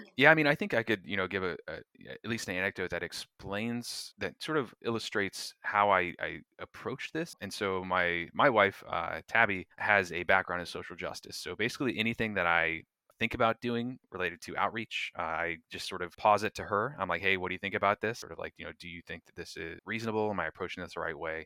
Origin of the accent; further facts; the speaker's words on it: North Florida, United States; I grew up in North Florida along with Taylor, uh, small town, uh, about ten thousand people or so